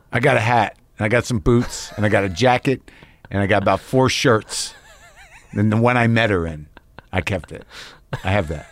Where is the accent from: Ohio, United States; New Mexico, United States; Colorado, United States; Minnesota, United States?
New Mexico, United States; moved away; I grew up in New Mexico.